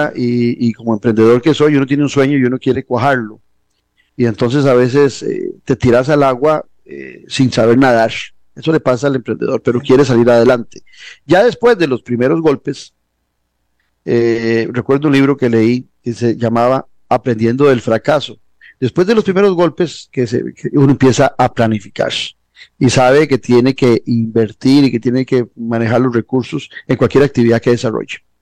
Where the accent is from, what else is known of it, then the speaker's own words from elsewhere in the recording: Costa Rica; una sociedad como la costarricense, donde vos, yo y tantos tuvimos oportunidad de educarnos en lo público